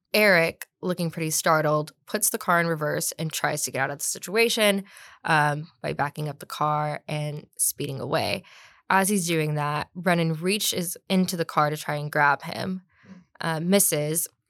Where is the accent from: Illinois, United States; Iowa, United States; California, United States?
California, United States; Long Beach; moved away as an adult; also born or lived in Albany, New York; now in San Antonio, United States; I'm from Long Beach, California, originally